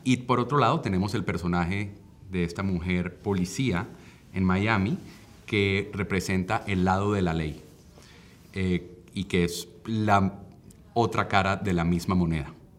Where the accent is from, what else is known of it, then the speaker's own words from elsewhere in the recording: Colombia; yo como director que soy colombiano